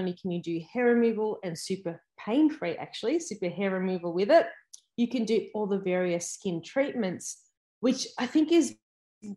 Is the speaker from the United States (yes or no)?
no; Melbourne, Victoria, Australia; I am from Melbourne